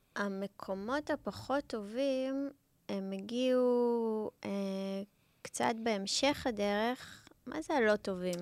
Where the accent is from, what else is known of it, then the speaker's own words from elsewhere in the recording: Israel; also born or lived in South Africa; אני לא נולדתי בארץ, ו... ועליתי לארץ אה, בגיל ארבע